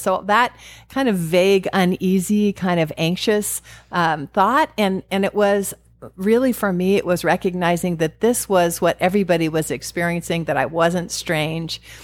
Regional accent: California, United States; now in Arizona, United States; I grew up in California

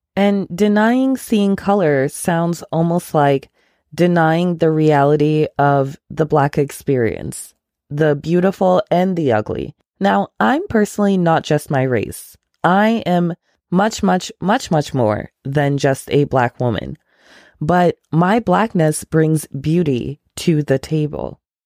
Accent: Ghana; moved away; I am from Ghana. My family is from Ghana.

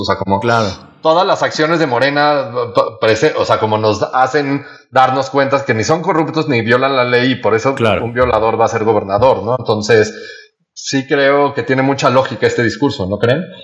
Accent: Mexico; como mexicanos y como gobierno mexicano

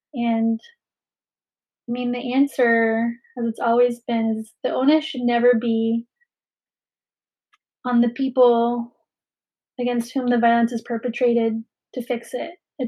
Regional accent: Philippines; now in Bay Area, United States; as a Filipina, I understand that we come from a long history of colonization and displacement

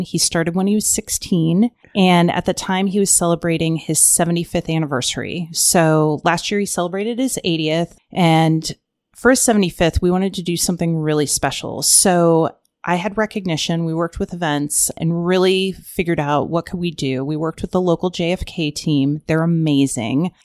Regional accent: Ohio, United States; moved away as an adult; also born or lived in Arizona; I'm from Ohio, moved out to Arizona

